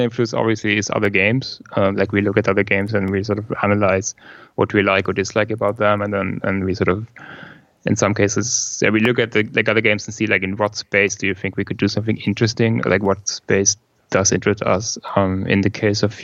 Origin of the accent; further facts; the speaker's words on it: Germany; English is a second language; I come from Germany